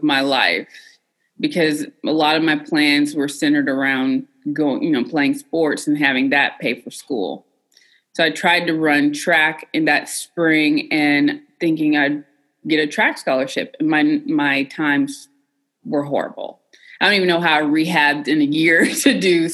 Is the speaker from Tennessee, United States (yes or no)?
yes; Cookeville, Tennessee, United States; I was a country girl from Tennessee. I'm from Cookeville, Tennessee, originally. I did grow up in a household full of veterans, though